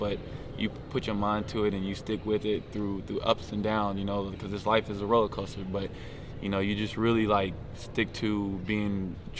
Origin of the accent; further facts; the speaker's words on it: Las Vegas, Nevada, United States; Oh, man, I'm from Las Vegas, Nevada.